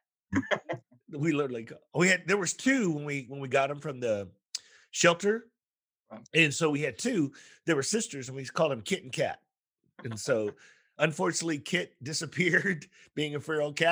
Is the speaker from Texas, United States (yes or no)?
yes; Texas, United States; I'm from Texas.